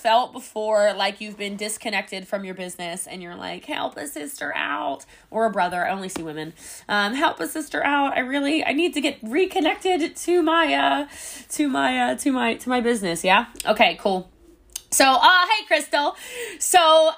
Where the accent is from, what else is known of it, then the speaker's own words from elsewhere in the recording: Dallas, Texas, United States; I'm from Dallas